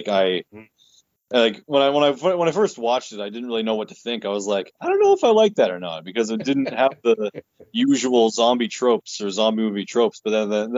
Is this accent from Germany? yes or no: no; Winnipeg, Manitoba, Canada; And we're from Winnipeg